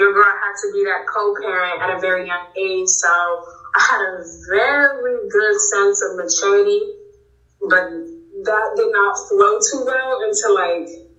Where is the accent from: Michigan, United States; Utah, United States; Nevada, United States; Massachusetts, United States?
Massachusetts, United States; Boston; I grew up in Jamaica Plain